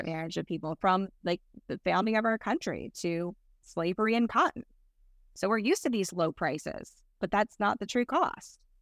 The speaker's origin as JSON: {"language": "English", "region": "North Carolina", "country": "United States", "tie": "born or raised there", "said": "North Carolina, which is my home state as well"}